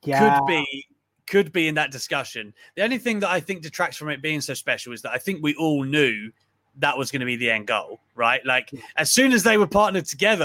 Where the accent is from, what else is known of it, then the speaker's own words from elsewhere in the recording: United Kingdom; I'm British